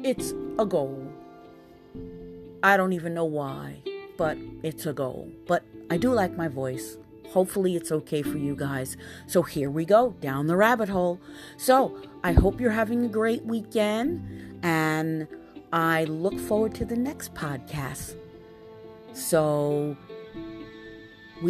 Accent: New York City, New York, United States; I'm born and raised in Queens, New York

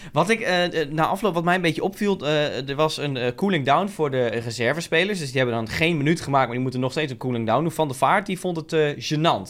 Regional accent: Netherlands; we zijn Nederlanders

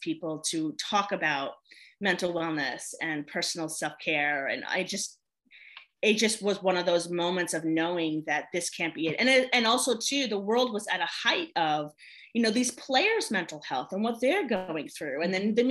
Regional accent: New York, United States; moved away as an adult; now in North Carolina, United States; I'm originally from New York.

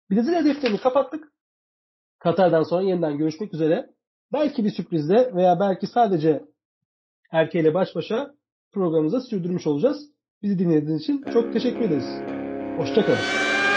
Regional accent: Turkey

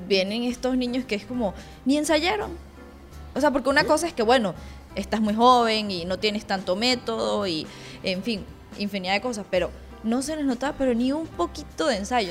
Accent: Mérida, Venezuela; Leo y yo somos de Mérida, es otra ciudad un poquito más pequeña

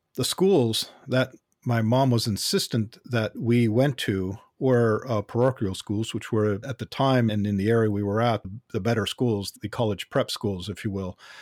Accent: Los Angeles, California, United States; I was born in, uh, Los Angeles, North Hollywood, specifically in, uh, Southern California, and that's where I grew up

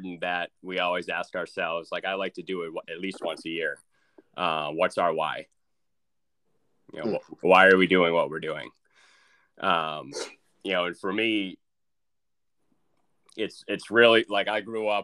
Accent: Burlington, Massachusetts, United States; also born or lived in Beverly, Massachusetts; I've been in Massachusetts basically my whole life. Played my high school ball at Burlington High School.

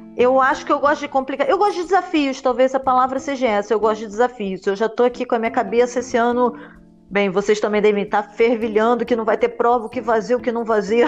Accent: Rio de Janeiro, Brazil; eu sou, sou brasileira, sempre morei no Rio de Janeiro

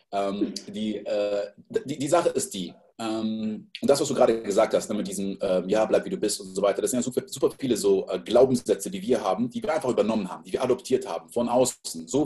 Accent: Côte d’Ivoire; ich bin in der Elfenbeinküste groß geworden

